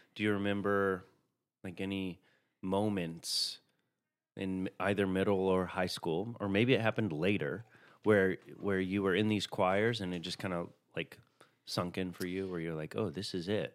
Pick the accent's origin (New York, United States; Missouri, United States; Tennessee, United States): Tennessee, United States; Chattanooga